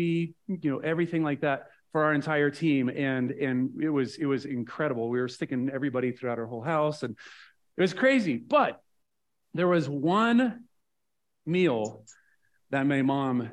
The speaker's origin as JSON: {"language": "English", "region": "Nebraska", "country": "United States", "tie": "born or raised there", "also_born_or_lived": "Kansas", "said": "I grew up in Nebraska"}